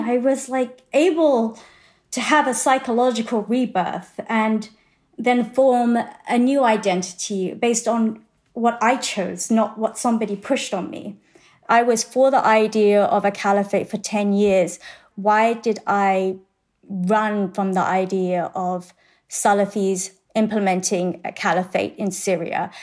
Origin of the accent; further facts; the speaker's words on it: England, United Kingdom; moved away as an adult; now in Texas, United States; I grew up in England